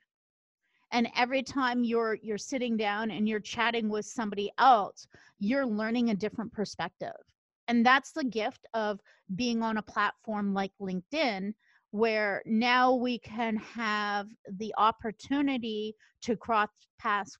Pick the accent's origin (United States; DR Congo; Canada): Canada; I'm from Canada